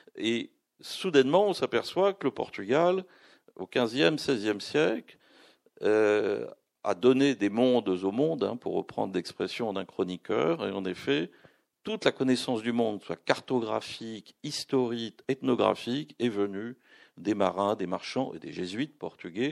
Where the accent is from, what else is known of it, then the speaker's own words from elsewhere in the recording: France; il me demande d'où je viens, je dis je suis français